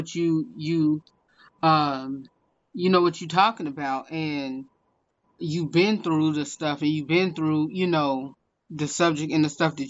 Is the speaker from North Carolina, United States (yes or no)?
yes; Salisbury, North Carolina, United States; born or raised there